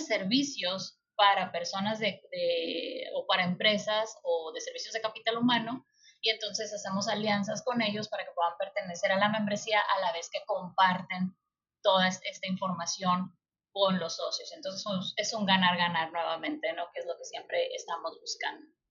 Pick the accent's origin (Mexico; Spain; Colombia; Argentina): Mexico; como mexicanos